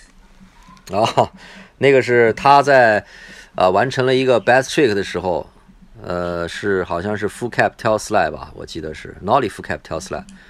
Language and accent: Chinese; China; 我们是中国人，我们是来看的。啊，我们不是日本人